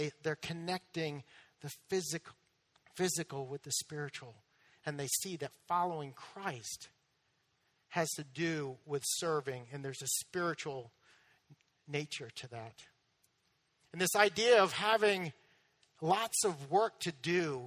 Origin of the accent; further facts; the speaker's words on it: Massachusetts, United States; moved away; I'm from Massachusetts.